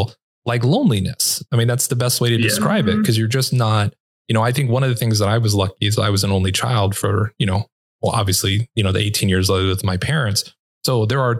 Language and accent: English; Los Angeles, California, United States; moved away; I grew up and lived in Los Angeles